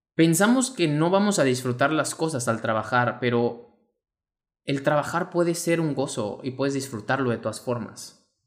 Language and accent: Spanish; Mexico; mexicano, emprendedor y empresario